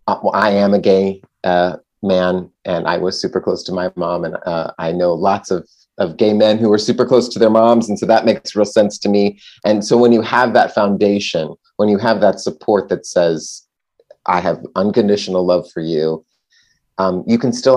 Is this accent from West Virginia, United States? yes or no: no; Texas, United States; moved away as an adult; also born or lived in Los Angeles; now in New York, United States; I left my hometown and moved to New York. But I think that Joel is like a lot of people I do know from growing up in Texas